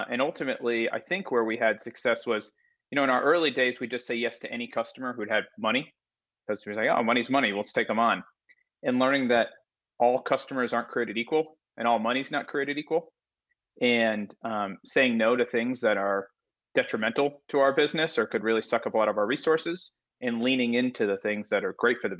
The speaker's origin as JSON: {"language": "English", "region": "Connecticut", "country": "United States", "tie": "born or raised there", "also_born_or_lived": "Philadelphia", "moved": "as an adult", "said": "I'm from Connecticut, like you. Grew up there, went to school in Philadelphia."}